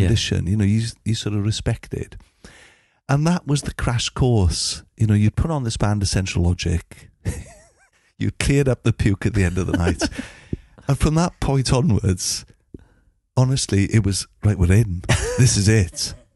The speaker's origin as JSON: {"language": "English", "town": "Llanfair Caereinion", "region": "Wales", "country": "United Kingdom", "tie": "born or raised there", "said": "I grew up in a place called Llanfaircyrenion"}